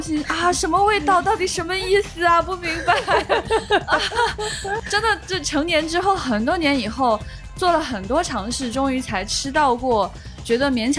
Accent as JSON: {"language": "Chinese", "region": "northern China", "country": "China", "said": "我作为一个北方人"}